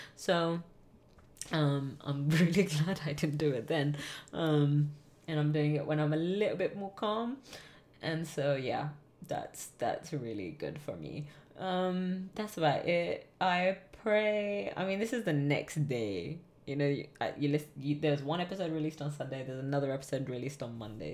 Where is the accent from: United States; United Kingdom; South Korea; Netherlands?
United Kingdom; England; growing up in England